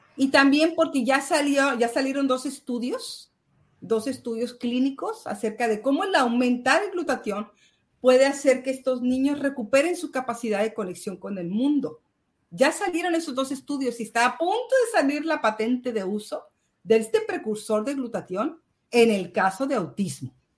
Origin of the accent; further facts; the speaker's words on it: Mexico; now in Spain; Yo soy mexicana